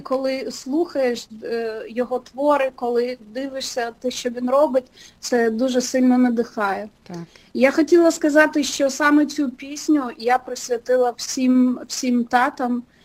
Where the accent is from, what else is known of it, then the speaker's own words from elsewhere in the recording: Pervomaisk, Mykolaiv Oblast, Ukraine; moved away as an adult; also born or lived in Kyiv, Ukraine; now in Los Angeles, United States; я зі славного містечка Первомайська, раніше це називалося е, Голта